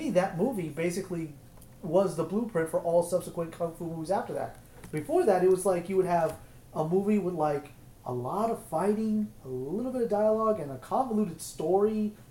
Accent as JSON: {"language": "English", "region": "Arizona", "country": "United States", "tie": "born or raised there", "said": "So growing up in Arizona in the late 70s, early 80s, I was on a military base, Luke Air Force Base."}